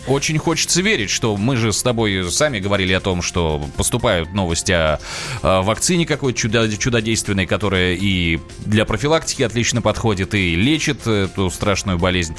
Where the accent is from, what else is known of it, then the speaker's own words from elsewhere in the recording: Nizhny Novgorod, Nizhny Novgorod Oblast, Russia; now in Moscow, Russia; я из Нижнего Новгорода